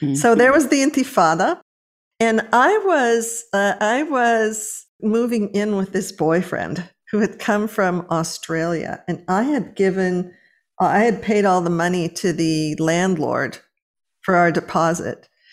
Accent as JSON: {"language": "English", "town": "Los Angeles", "region": "California", "country": "United States", "tie": "born or raised there", "moved": "yes", "said": "I was born and raised in Los Angeles"}